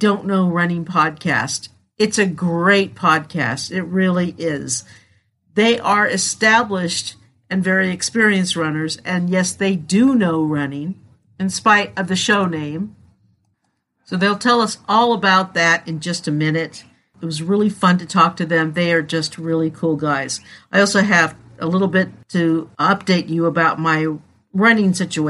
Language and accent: English; California, United States; I'm a Californian